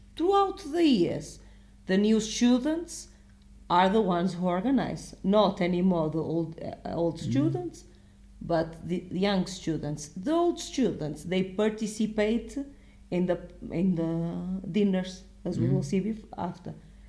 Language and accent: English; Portugal; I'm from Portugal